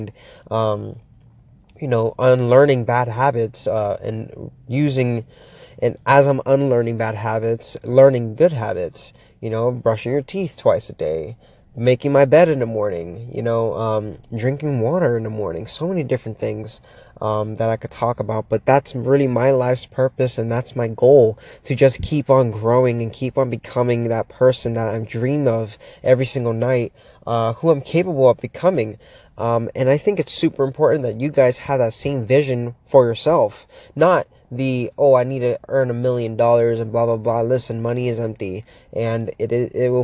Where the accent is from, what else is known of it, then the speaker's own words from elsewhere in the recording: Miami, Florida, United States; moved away as an adult; now in Pittsburgh, United States; Just moved here not that long ago, about 7 months ago from Florida, born and raised in Miami